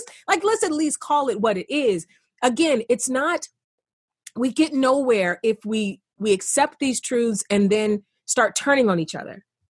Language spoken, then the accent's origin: English; East Cleveland, Ohio, United States; I grew up in East Cleveland, a poor kid, single family home.